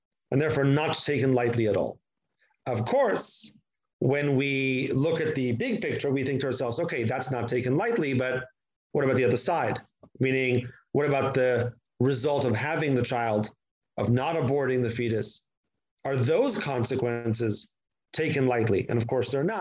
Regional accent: Israel; accent: American; also born or lived in United States; I made Aliyah when I was 1 month old. I grew up here my entire life.

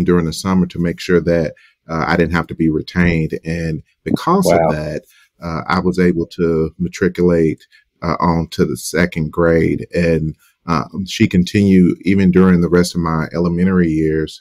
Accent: Southern Arkansas, United States; I grew up in Southern Arkansas

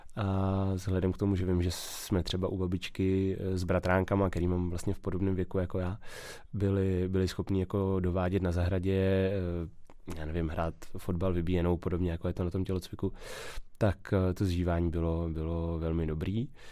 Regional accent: České Budějovice, South Bohemian Region, Czechia; v Českých Budějovicích, odkud pocházím

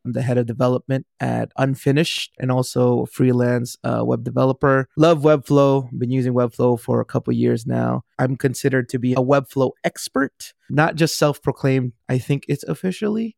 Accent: Compton, California, United States; I grew up in Compton

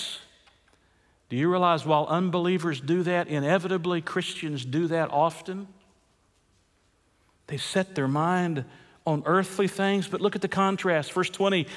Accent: United States; we're American citizens

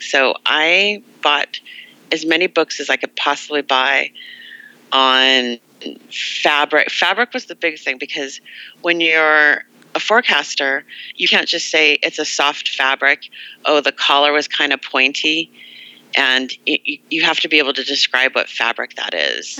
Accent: Los Angeles, California, United States; I'm from Los Angeles

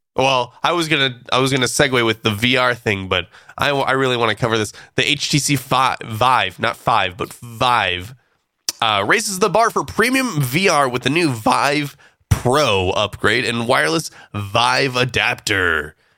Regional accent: California, United States

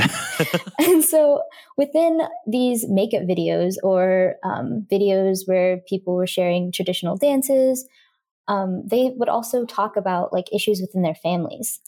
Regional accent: South Bend, Indiana, United States; born or raised there; also born or lived in Calcutta, India

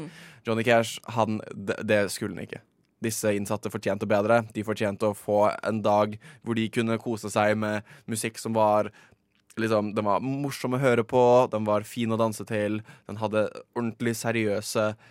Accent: Oslo, Norway; jeg er fra Oslo

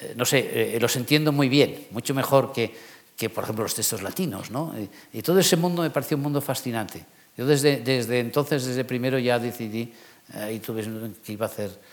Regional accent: Palma, Balearic Islands, Spain; moved away as an adult; also born or lived in Barcelona; now in Madrid, Spain; yo soy mallorquín, pero siempre lo suelo decir, soy mallorquín de Palma

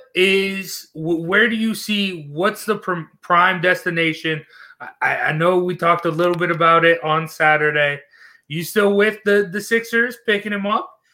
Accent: Utah, United States; I was born in Utah

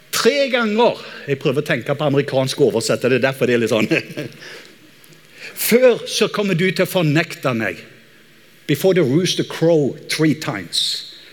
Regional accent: Norway; som en nordmann

